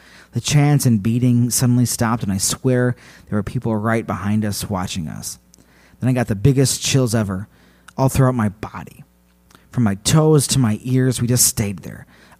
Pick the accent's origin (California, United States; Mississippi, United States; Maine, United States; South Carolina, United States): California, United States; He's native Hawaiian, and I am from Southern California.